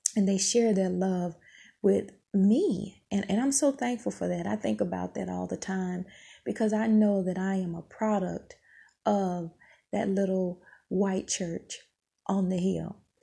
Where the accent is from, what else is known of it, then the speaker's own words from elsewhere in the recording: Mississippi, United States; moved away; I grew up in Mississippi